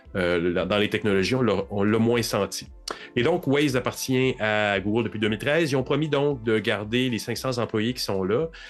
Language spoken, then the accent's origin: French; Montreal, Quebec, Canada; je suis un Montréalais